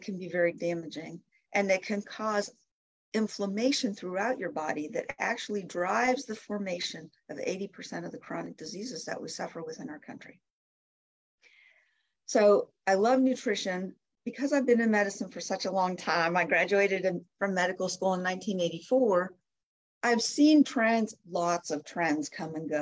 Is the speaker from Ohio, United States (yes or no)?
yes; Canton, Ohio, United States; moved away as an adult; also born or lived in Michigan; I grew up in Canton, Ohio, and my mother's still there